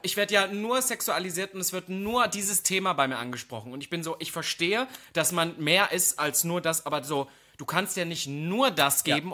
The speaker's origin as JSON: {"language": "German", "region": "East Germany", "country": "Germany", "moved": "yes", "said": "als Ossi"}